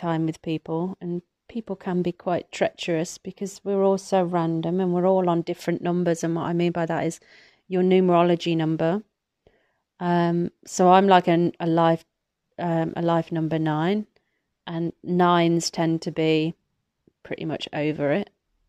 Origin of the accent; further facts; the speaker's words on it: Atherstone, West Midlands, United Kingdom; So I grew up in Atherstone, Atherstone, in Warwickshire, between Coventry and Birmingham, Nottingham and Derby, I believe, right in the middle.